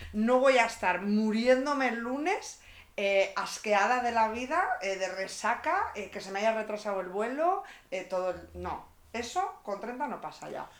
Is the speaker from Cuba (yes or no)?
no; Cantabria, Spain; now in Madrid, Spain